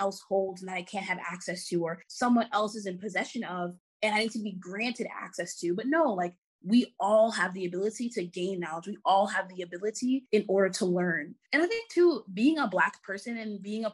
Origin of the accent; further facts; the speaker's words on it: New York City, New York, United States; I'm from Jamaica, Queens.